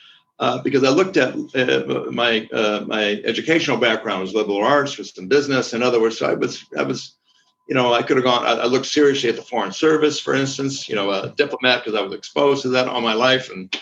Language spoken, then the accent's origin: English; Wisconsin, United States; also born or lived in Brazil / Chile / Spain; I'm from Wisconsin, you know, I'm just, but I grew up most of my life in Brazil, Chile, and Spain, which gives me a very different viewpoint